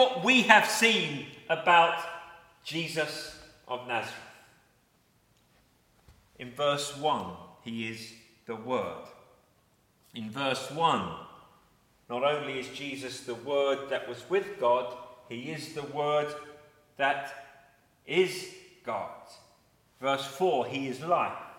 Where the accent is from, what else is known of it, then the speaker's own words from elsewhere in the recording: Eltham, London, United Kingdom; where I was born in Eltham